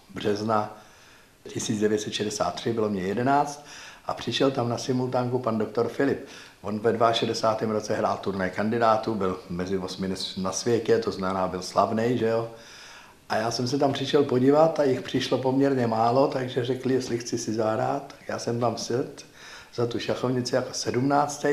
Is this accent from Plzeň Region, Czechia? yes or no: no; Prague, Czechia; Já jsem vyrůstal v Praze, v Libni.